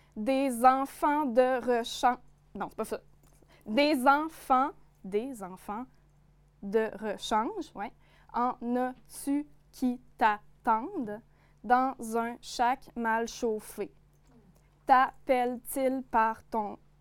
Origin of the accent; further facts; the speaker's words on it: Côte-Nord, Quebec, Canada; accent: notre accent d'ici; je viens d'ici, euh, évidemment, mes références, ce dont j'ai envie de parler, ben, c'est mon territoire, c'est la côte nord, c'est mes souvenirs d'enfance que j'ai vécu